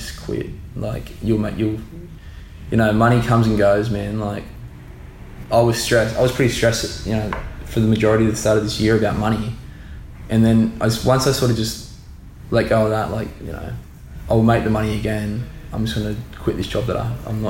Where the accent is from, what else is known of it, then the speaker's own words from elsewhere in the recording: Gold Coast, Queensland, Australia; we are so lucky to be from here. Like, yeah, this is probably the best place to grow up.